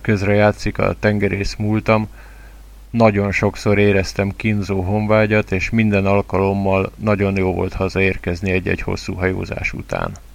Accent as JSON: {"language": "Hungarian", "country": "Hungary", "first_language": "Hungarian", "said": "Nagyon szeretem a hazámat, Magyarországot"}